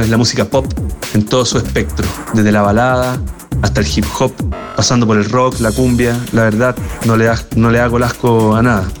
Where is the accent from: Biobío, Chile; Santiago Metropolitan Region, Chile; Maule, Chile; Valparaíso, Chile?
Santiago Metropolitan Region, Chile; Santiago; soy un solista chileno de Santiago de Chile